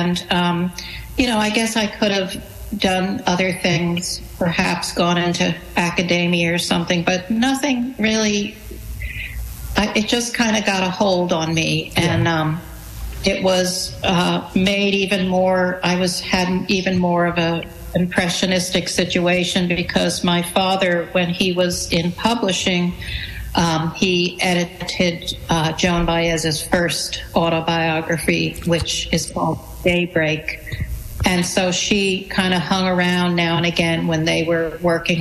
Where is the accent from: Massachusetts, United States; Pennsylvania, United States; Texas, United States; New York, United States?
New York, United States; New Rochelle; when I was growing up in New Rochelle, New York